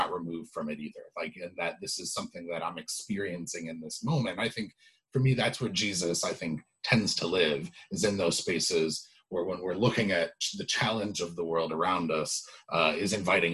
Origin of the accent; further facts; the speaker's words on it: Evanston, Illinois, United States; growing up in Evanston